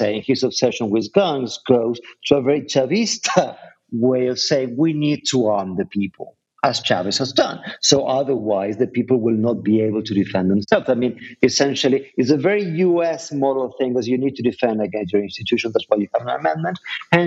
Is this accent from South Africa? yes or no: no; Argentina; moved away; I was born in Argentina in the dictatorship, raised there